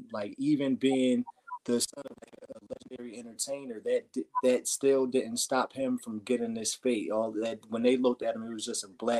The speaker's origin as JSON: {"language": "English", "region": "New Jersey", "country": "United States", "tie": "born or raised there", "said": "I grew up in New Jersey myself"}